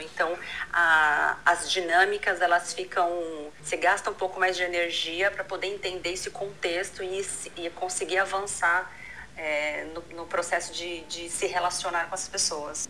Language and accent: Portuguese; Brazil; moved away as an adult; eu vim do Brasil, sou casada